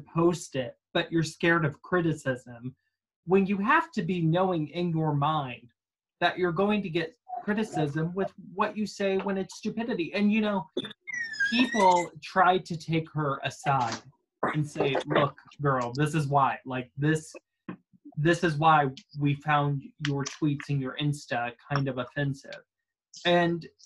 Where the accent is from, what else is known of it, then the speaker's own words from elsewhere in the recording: Midwest, United States; moved away; I come from the Midwest. I was raised in a town where people still use the N-word.